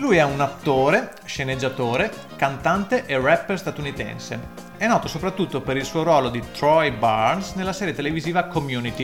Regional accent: San Donà di Piave, Veneto, Italy; San Donà di Piave, la mia città natale

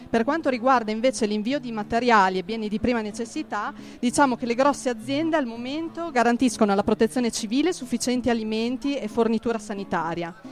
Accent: Carpi, Emilia-Romagna, Italy; now in Trento, Italy; Siamo due studentesse appunto di ingegneria di Trento, veniamo però da Carpi in provincia di Modena, una ridente cittadina emiliana di 70.000 abitanti.

